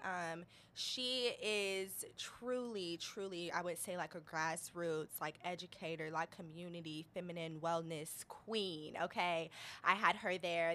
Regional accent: Detroit, Michigan, United States; I grew up in Detroit. Um, East Side Indian Village, East oh, Jefferson. East Side.

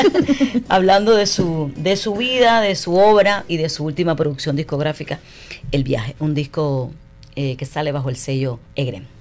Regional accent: Cuba; para mí es un súper orgullo como cubana

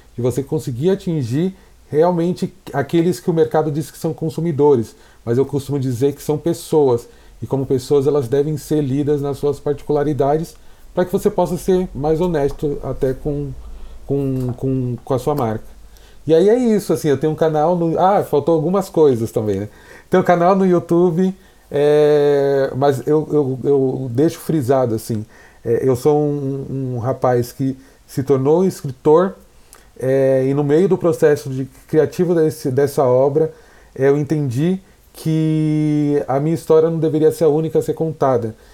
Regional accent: São Paulo, Brazil; eu nasci na Americanópolis, um bairro periférico de São Paulo. É, fiquei lá até os 20, 22 anos

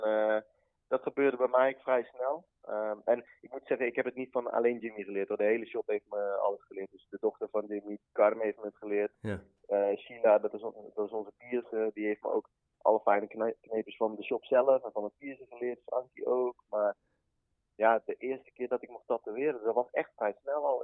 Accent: Vught, North Brabant, Netherlands; ik kom uit Vught

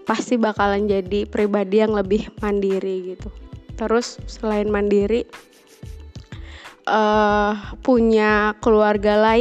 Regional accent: Jakarta, Indonesia; moved away as an adult; also born or lived in Malang; kuliah di luar kota atau merantau tuh terutama di Jawa ya karena gue dari Jakarta merantaunya di Jawa apa-apa murah sih

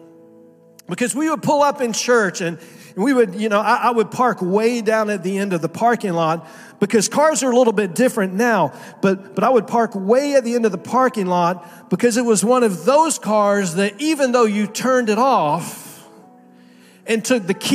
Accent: Miami, Florida, United States; moved away as an adult; also born or lived in Naples, Florida; I was pastoring in Naples for 14 years, but I grew up in Miami. And so Miami in South Florida is home for me

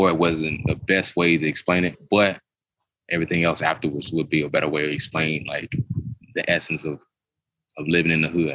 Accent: Duncanville, Texas, United States; I grew up in Duncanville specifically, but Duncanville is subsidiary to Dallas

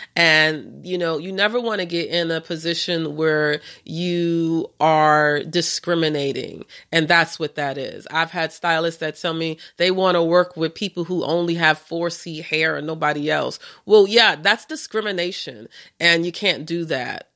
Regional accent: New York, United States; I'm from New York

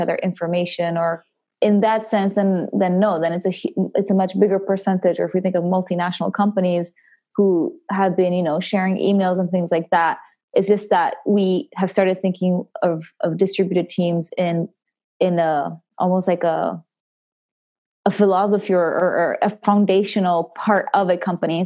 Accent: the southern Italian-speaking part, Italian-speaking Switzerland, Switzerland; So I am from Switzerland, and from the southern part, the Italian-speaking part.

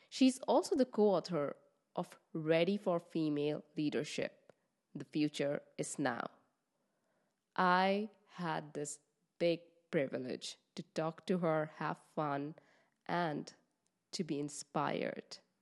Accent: West Bengal, India; now in Netherlands; I am from East of India in Bengal

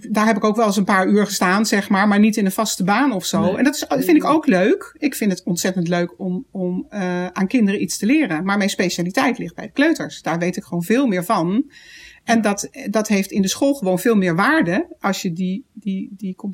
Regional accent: The Hague, South Holland, Netherlands; moved away; ik kom uit Den Haag

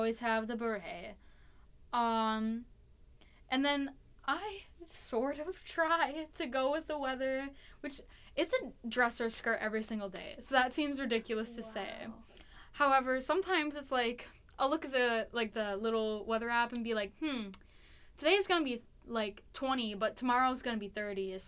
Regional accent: Wisconsin, United States; I'm from Wisconsin

